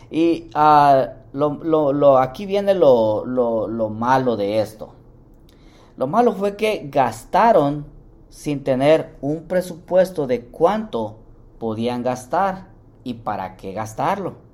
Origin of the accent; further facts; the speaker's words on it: Mexico; Bueno, yo también soy mexicano, pero para los que viven en México, el gran fin.